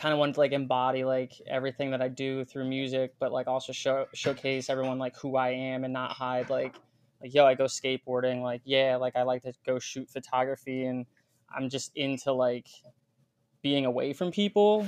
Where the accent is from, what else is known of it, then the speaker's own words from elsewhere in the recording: Pennsylvania, United States; I'm from Pennsylvania